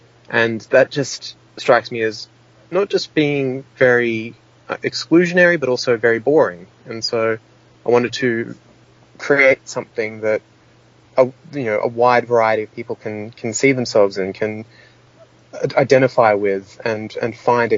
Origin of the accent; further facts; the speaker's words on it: Sydney, New South Wales, Australia; I remember being 6 years old and playing on a playground growing up in Sydney.